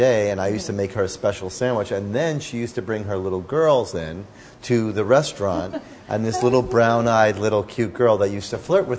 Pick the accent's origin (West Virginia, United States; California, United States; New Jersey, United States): New Jersey, United States; We're both from New Jersey.